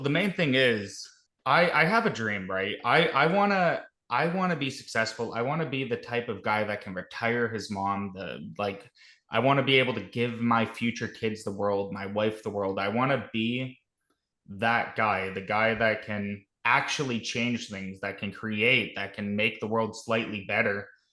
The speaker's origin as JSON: {"language": "English", "country": "Canada", "said": "I'm a Canadian. I'm a Canuck."}